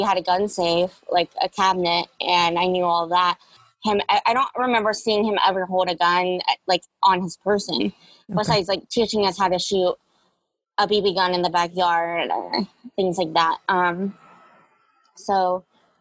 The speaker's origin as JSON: {"language": "English", "town": "Jacksonville", "region": "Florida", "country": "United States", "tie": "born or raised there", "said": "I grew up in Jacksonville, Florida, off of a little road called Mayapple"}